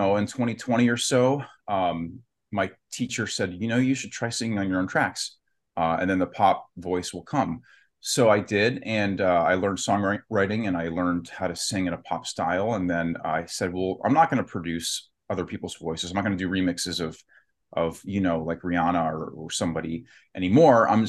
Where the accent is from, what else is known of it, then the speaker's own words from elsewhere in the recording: Youngstown, Ohio, United States; also born or lived in Warren, Ohio; I'm from Youngstown, Ohio, Warren, Ohio